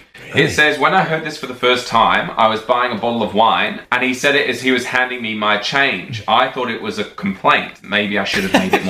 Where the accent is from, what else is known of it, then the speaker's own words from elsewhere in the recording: United Kingdom; We say no worries in the UK